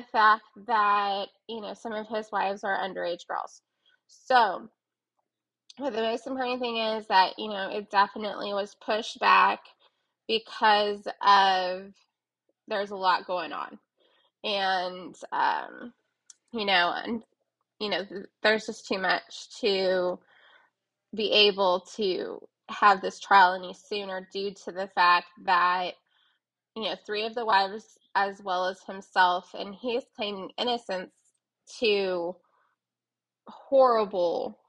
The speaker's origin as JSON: {"language": "English", "region": "New Mexico", "country": "United States", "said": "I'm from New Mexico, therefore I do say it a little odd"}